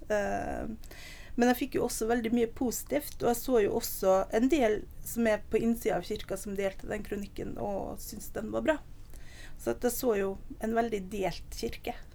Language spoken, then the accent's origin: Norwegian; Nordvestlandet, Norway; moved away; also born or lived in Oslo; Jeg er oppvokst på Nordvestlandet.